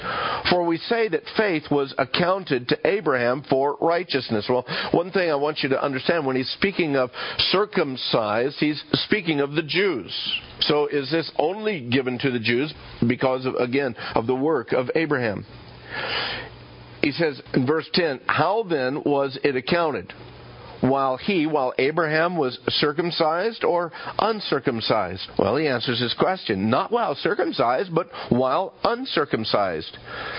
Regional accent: the South, United States; I grew up in the South, and when we said, I reckon, well, reckon is kind of like maybe so, maybe not.

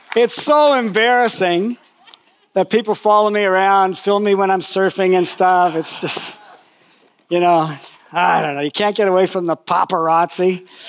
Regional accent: Toronto area, Ontario, Canada; I met Jesus, I went to high school there

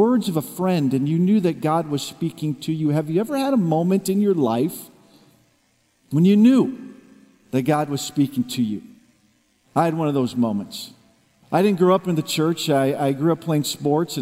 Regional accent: Midwest, United States; now in Camarillo, United States; I'm from Camarillo, originally from the Midwest

